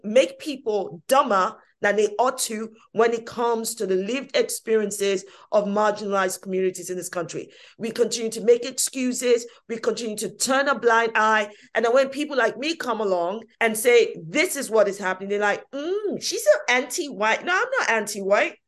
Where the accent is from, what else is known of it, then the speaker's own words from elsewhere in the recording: London, United Kingdom; I was born in this country, East London, Hackney, no less, yes, brilliant, Hackney.